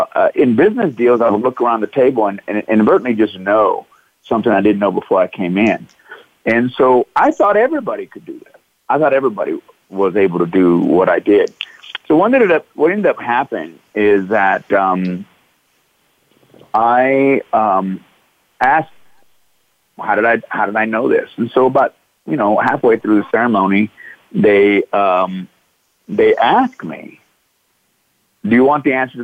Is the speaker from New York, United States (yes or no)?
no; Midlothian, Texas, United States; I grew up Midlothian, Texas